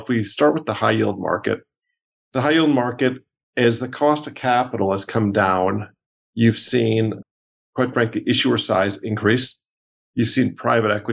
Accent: Milwaukee, Wisconsin, United States; I grew up in Milwaukee, Wisconsin. And so I suburb outside of Milwaukee. So I was there basically from us three until I graduated from high school

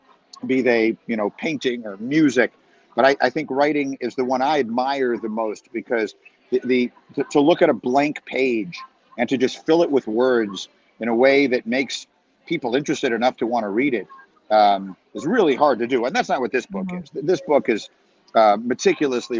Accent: New York City, New York, United States; I grew up in New York City and my parents wrote travel guides

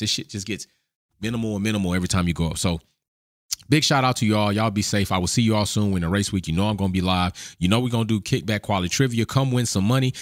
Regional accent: the South of America, United States; born and raised in the South of America

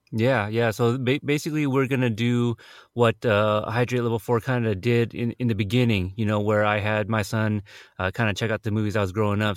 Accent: United States; I was born in America.

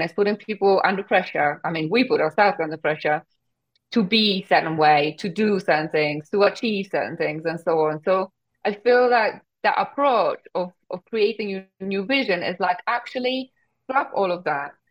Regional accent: Poland; English is a second language; moved away as an adult; now in United Kingdom; at the age of 20, I moved from Poland to the UK, didn't speak a word of English

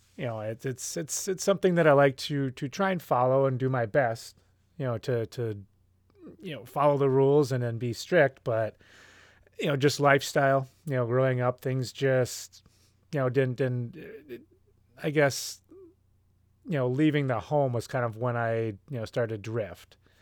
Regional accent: Hopkins, Minnesota, United States; moved away; I am a guy from Hopkins, and then came back to Hopkins, Minnesota

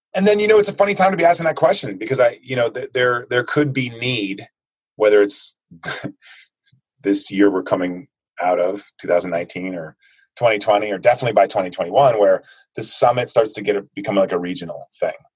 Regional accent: United States; I grew up in the United States.

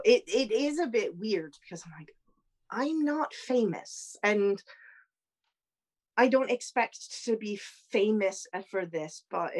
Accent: Florida, United States; moved away as an adult; now in United Kingdom; but I grew up in the States. I grew up in Florida.

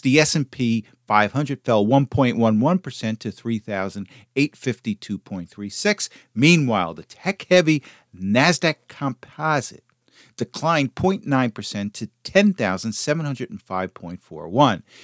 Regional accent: United States; I, as an American

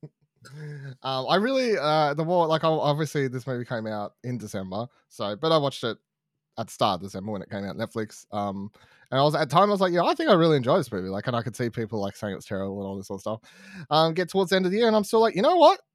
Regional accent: Australia; we're in Australian, we live in Australia

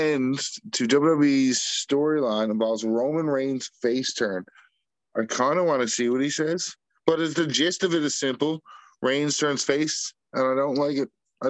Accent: Newfoundland and Labrador, Canada

